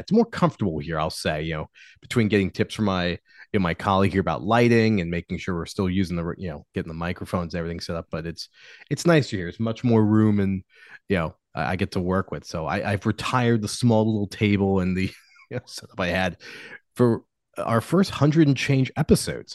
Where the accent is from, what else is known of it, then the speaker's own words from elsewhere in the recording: United States; an American citizen